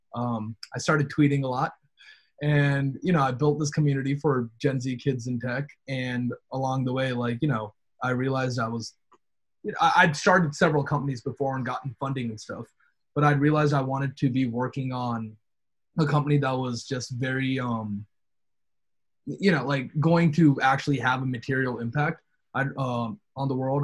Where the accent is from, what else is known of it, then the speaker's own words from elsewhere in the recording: North Carolina, United States; we're all from North Carolina.